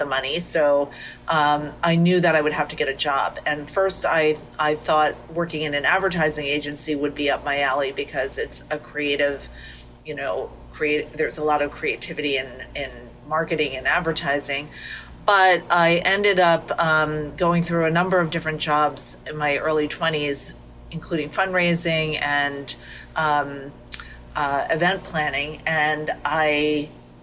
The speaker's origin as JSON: {"language": "English", "area": "Monmouth County", "region": "New Jersey", "country": "United States", "tie": "born or raised there", "said": "I was a bus girl in a French restaurant in my hometown in Monmouth County, New Jersey"}